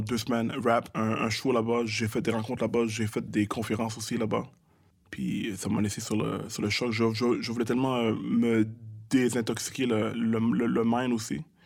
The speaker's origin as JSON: {"language": "French", "town": "Montreal", "region": "Quebec", "country": "Canada", "tie": "born or raised there", "said": "Je viens de Montréal-Nord, je viens de Saint-Michel-Pineuf"}